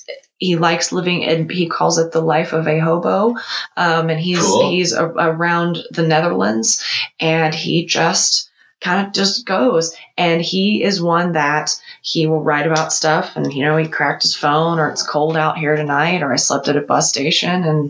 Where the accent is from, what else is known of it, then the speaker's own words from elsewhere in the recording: United States; as an American